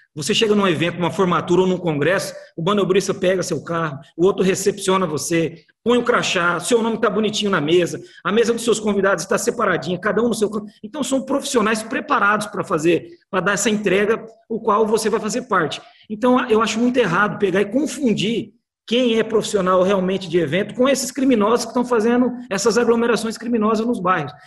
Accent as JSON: {"language": "Portuguese", "town": "Campo Grande", "region": "Mato Grosso do Sul", "country": "Brazil", "said": "nós que somos aqui de, de Campo Grande, do Mato Grosso do Sul"}